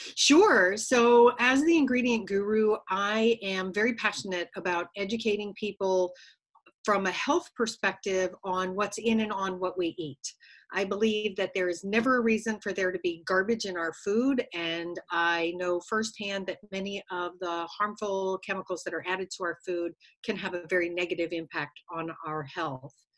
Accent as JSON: {"language": "English", "region": "Connecticut", "country": "United States", "tie": "born or raised there", "moved": "as an adult", "said": "grew up in New England in a little state called Connecticut"}